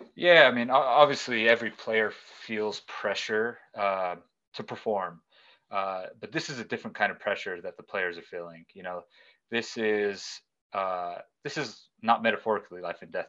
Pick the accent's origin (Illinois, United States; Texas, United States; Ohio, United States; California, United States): California, United States; born and raised in the United States in California